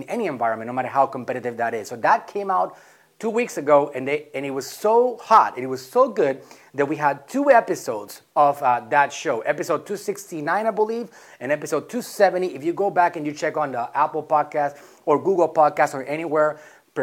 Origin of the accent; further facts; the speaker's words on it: Puerto Rico; moved away as an adult; also born or lived in Mexico; I'm from Puerto Rico, born and raised there. At the age of 19, I left.